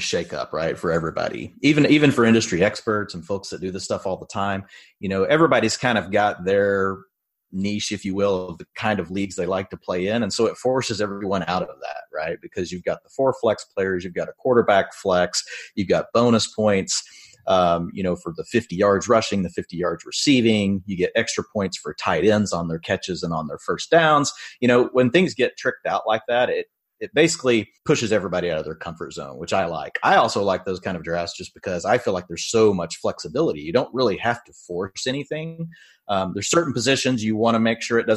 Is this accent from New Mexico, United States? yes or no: no; Texas, United States; I'm from Texas. I live in the Dallas-Fort Worth area